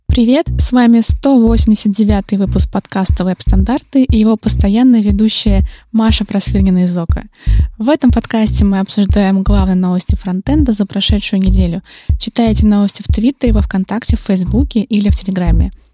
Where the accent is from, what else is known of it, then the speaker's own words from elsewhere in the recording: Penza, Penza Oblast, Russia; Пенза — это, кстати, мой родной город